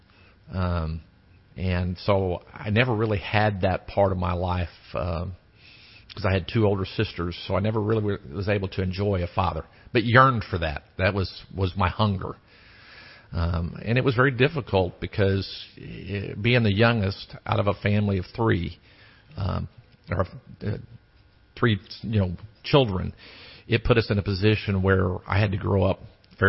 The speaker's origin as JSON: {"language": "English", "region": "Missouri", "country": "United States", "tie": "born or raised there", "also_born_or_lived": "Texas", "moved": "yes", "said": "I grew up in Missouri"}